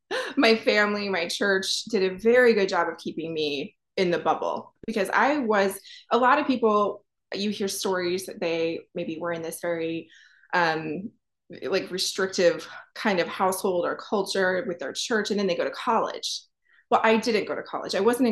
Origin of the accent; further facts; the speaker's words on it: Ohio, United States; also born or lived in Pennsylvania; and I'm from Ohio, Pennsylvania, both actually.